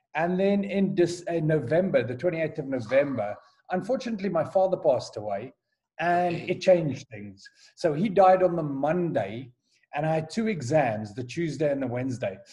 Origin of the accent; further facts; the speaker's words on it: Johannesburg, Gauteng, South Africa; moved away as an adult; also born or lived in Durban, South Africa / United Kingdom / Kyrgyzstan / Azerbaijan; now in Nigeria; I was born and raised in Johannesburg